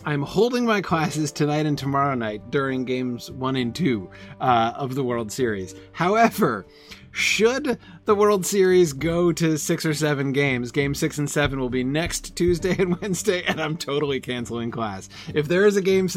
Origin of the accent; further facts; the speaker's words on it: New England, United States; moved away as an adult; I moved away from New England in 96. And I was out of the New England region for more than 20 years. And it was weird coming back